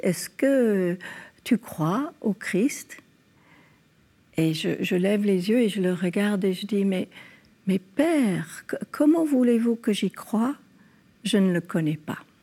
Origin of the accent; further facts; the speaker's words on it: California, United States; moved away; also born or lived in France; Dans mon enfance en Californie, mes parents nous mettaient dans des écoles catholiques